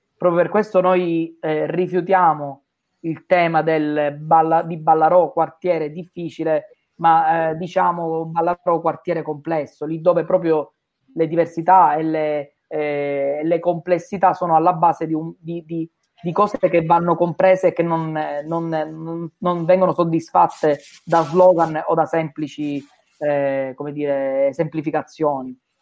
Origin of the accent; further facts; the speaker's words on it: Sicily, Italy; da siciliani